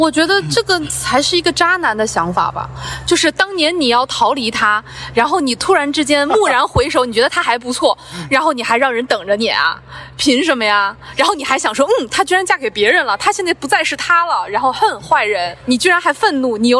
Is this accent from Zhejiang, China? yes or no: yes; Zhoushan, Zhejiang, China; also born or lived in Ningbo; 我小的时候从舟山搬去宁波上初中、上高中